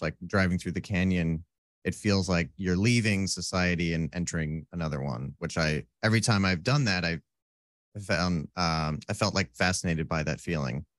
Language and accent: English; Roscoe, Illinois, United States; moved away as an adult; now in Southern California, United States; I grew up in a s, a town called Roscoe